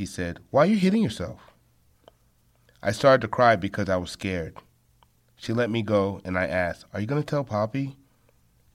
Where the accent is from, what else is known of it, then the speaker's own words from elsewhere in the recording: Long Island, New York, United States; I was born in Long Island, New York, in a Haitian family of five